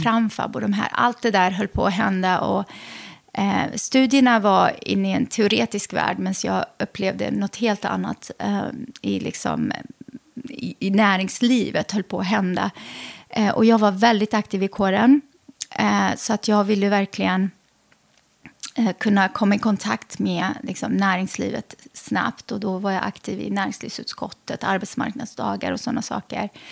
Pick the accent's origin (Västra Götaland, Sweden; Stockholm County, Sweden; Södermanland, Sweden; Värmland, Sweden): Västra Götaland, Sweden; Lidköping; also born or lived in Lebanon / Västerås; jag växte upp i Lidköping i Västra